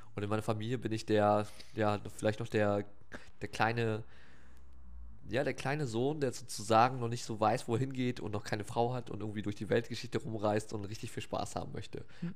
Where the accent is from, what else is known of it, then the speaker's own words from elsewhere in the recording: Wilhelmshaven, Lower Saxony, Germany; also born or lived in Oldenburg; ich bin in Wilhelmshaven groß geworden